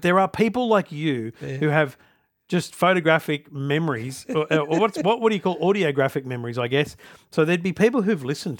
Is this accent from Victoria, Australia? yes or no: no; Queensland, Australia; And they know that I'm every day of the year I'm a Queenslander.